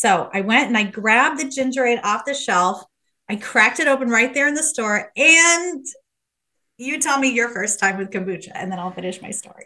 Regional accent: Midwest, United States; moved away as an adult; also born or lived in Los Angeles, California; I'm from Midwest, went to U

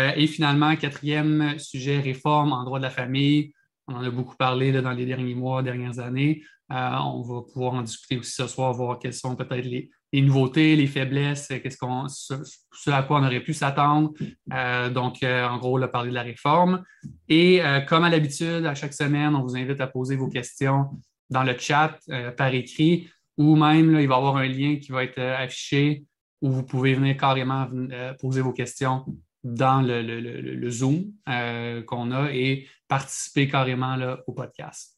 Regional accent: Quebec, Canada; au Québec, on fait rarement les choses comme, euh, tout le monde. on est différent du Canada

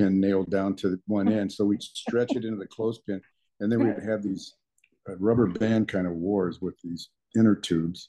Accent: Lakewood, California, United States; also born or lived in Maywood, California / Bell Gardens, California; I was born in Maywood Hospital. So they said, where were you born? I say Maywood. But I was raised in Lakewood

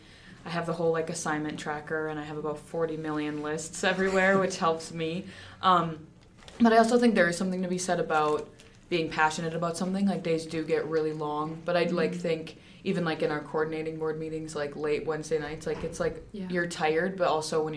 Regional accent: Bemidji, Minnesota, United States; moved away as an adult; now in Duluth, United States; I'm from Bemidji, Minnesota.

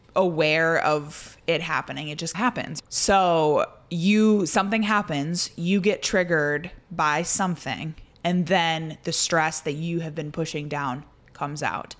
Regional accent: Indiana, United States; I grew up in Indiana

